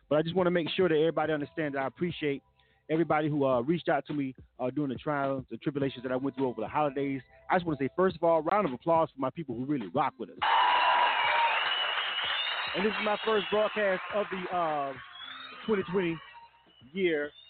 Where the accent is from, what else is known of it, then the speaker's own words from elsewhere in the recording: Philadelphia, Pennsylvania, United States; I'm from Philadelphia, Philadelphia, Pennsylvania.